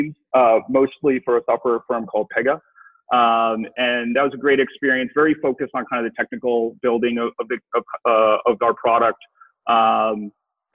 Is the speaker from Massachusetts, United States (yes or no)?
yes; Boston, Massachusetts, United States; also born or lived in Korea; I grew up in downtown Boston